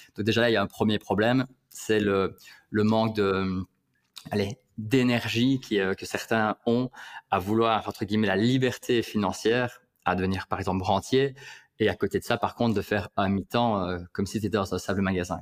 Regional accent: Liège, Wallonia, Belgium; je suis liégeois

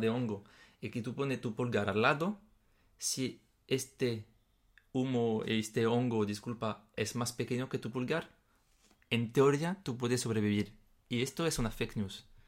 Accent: France; Spanish is a second language; moved away; en mi país, por ejemplo, en Francia

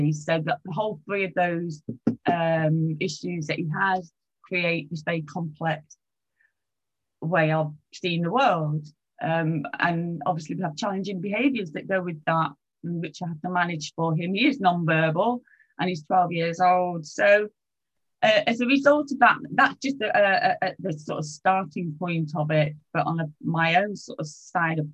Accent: England, United Kingdom; I'm from England

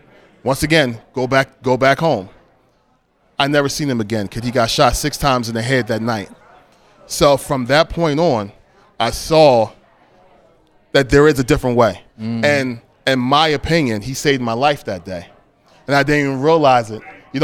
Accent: Philadelphia, Pennsylvania, United States; I grew up in West Philadelphia, and I grew up right on 58th and Market, and there was always gang presence in my area.

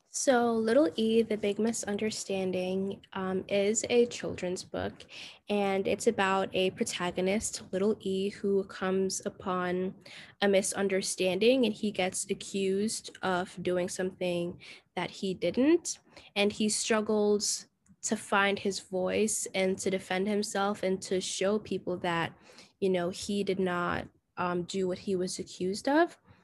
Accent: Jamaica; now in United States; I was raised in Jamaica for most of my childhood

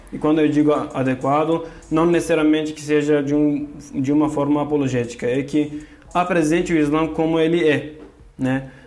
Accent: Turkey; Portuguese is a second language; moved away as an adult; now in São Paulo, Brazil; eu sou da Turquia, de origem curda

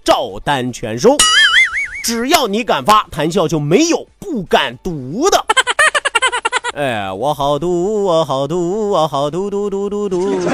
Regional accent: China; 作为一个中国人，作为一个堂堂正正的中国人

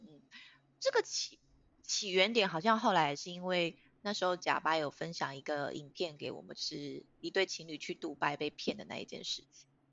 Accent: Taiwan; 我们我们台湾人当然会反抗啊

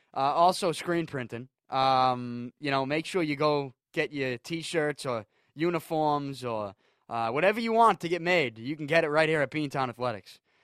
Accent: New England, United States; I'm from New England.

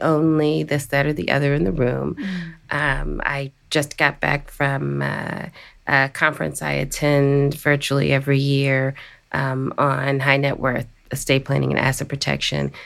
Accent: Washington, District of Columbia, United States; the District of Columbia, my hometown

